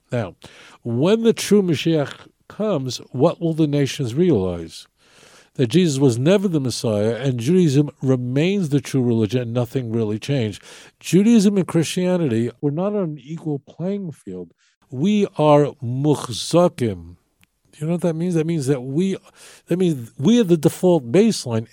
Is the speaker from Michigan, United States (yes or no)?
no; New York City, New York, United States; Growing up in New York, seeing uh, it was ubiquitous to see people walking around me who had numbers on their arms